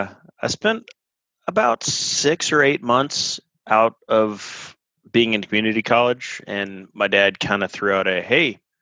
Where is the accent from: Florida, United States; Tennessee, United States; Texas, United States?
Texas, United States; Austin; born there; I'm from Austin originally. I was born here in 1981 and ended up kind of moving all over the country.